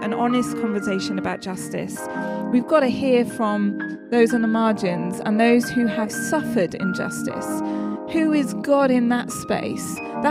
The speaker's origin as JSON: {"language": "English", "region": "South West England", "country": "United Kingdom", "tie": "born or raised there", "lives_now": "London, United Kingdom", "said": "I live down in central London, so I have quite an easy journey here. I grew up in Somerset, though. I know I lost the accent. You can't really tell."}